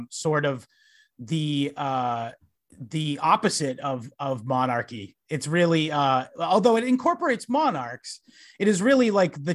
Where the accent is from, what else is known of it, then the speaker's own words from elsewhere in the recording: Massachusetts, United States; I'm from Massachusetts